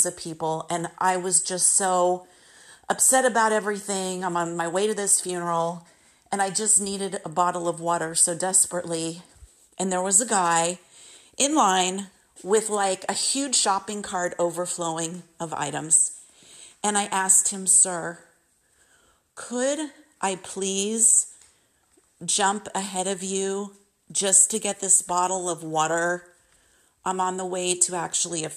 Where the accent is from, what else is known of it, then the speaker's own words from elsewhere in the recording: United States; as an American, sometimes when I've traveled overseas, I've had people say to me, "You're so nice. Don't tell them you're from the United States."